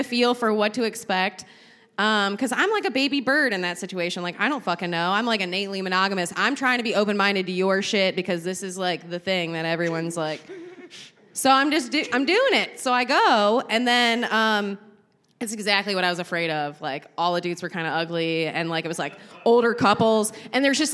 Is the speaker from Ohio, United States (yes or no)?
yes; Cleveland, Ohio, United States; moved away as an adult; now in Asheville, United States; I'm originally from Cleveland, but I've been here for about 6 years.